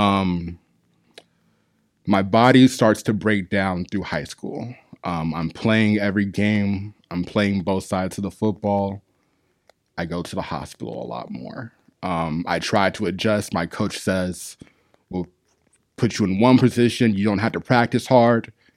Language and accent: English; Arizona, United States; now in Long Beach, United States; I'm from Arizona